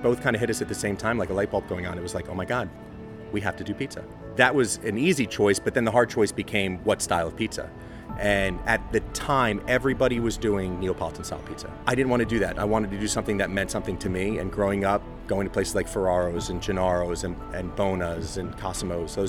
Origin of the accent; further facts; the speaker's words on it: New Jersey, United States; moved away as an adult; also born or lived in New York / Boston, Massachusetts; now in Washington D.C., United States; I grew up in New York and Jersey